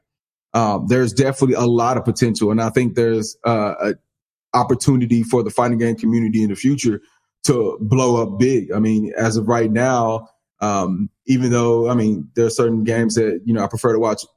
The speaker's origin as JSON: {"language": "English", "town": "Dallas", "region": "Texas", "country": "United States", "tie": "born or raised there", "said": "my hometown, Dallas"}